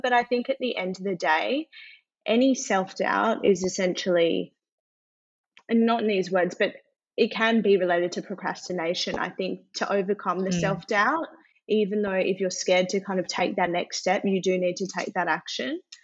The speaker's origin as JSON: {"language": "English", "town": "Adelaide", "region": "South Australia", "country": "Australia", "tie": "born or raised there", "moved": "yes", "lives_now": "Sydney, Australia", "said": "So I am born and bred in Adelaide, actually. Mm-hmm. So I then moved to Sydney."}